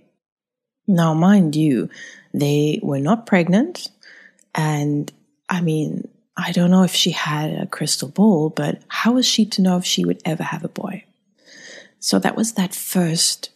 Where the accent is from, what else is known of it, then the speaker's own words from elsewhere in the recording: South Africa; I was born in South Africa. I'm German by descent